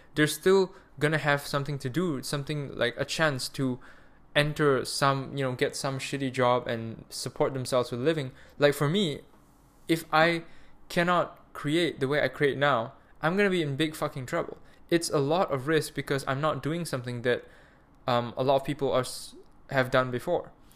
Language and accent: English; Malaysia; also born or lived in Munich, Germany; now I'm back home, um, in Malaysia. I'm Malaysian